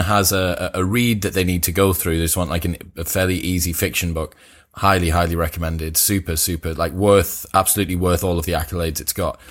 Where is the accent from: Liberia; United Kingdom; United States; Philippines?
United Kingdom; Teesside, North East England; I'm from Teesside